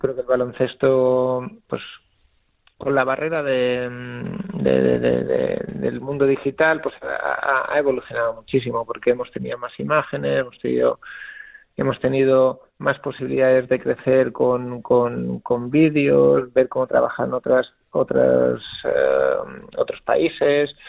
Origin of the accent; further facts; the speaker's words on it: Mallorca, Balearic Islands, Spain; also born or lived in Italy; now in Alicante, Spain; yo soy de Mallorca